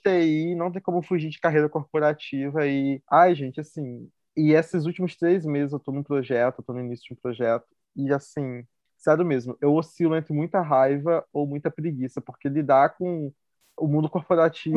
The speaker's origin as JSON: {"language": "Portuguese", "town": "Campos dos Goytacazes", "region": "Rio de Janeiro", "country": "Brazil", "moved": "as an adult", "lives_now": "Belo Horizonte, Brazil", "said": "eu sou de Campos do no Rio"}